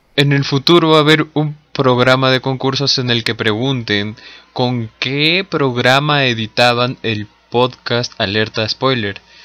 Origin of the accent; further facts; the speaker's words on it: Peru; seguimos siendo peruanos